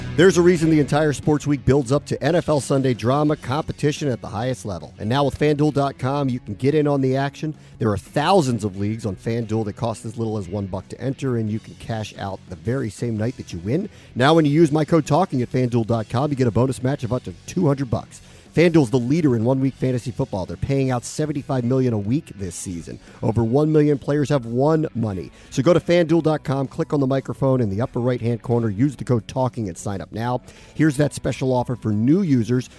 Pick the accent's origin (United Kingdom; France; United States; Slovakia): United States; Washington, District of Columbia; now in Connecticut, United States; I grew up in Washington